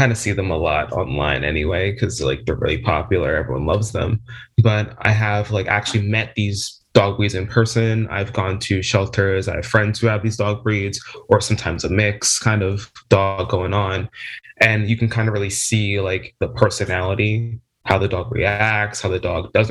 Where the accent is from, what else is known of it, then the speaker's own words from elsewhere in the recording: New Jersey, United States; I'm 20, very young, I know. I'm from New Jersey, South Jersey specifically.